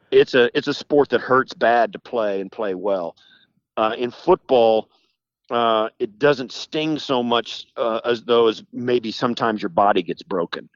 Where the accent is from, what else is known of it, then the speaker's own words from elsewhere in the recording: western Kansas, United States; moved away as an adult; also born or lived in Illinois; I grew up in western Kansas and rural Kansas.